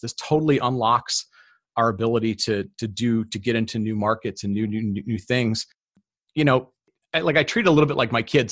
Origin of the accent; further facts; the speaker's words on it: Detroit, Michigan, United States; I grew up in Detroit